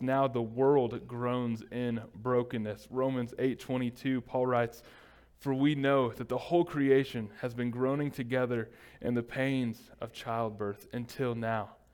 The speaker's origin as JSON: {"language": "English", "country": "United States", "said": "as Americans, especially as an American church"}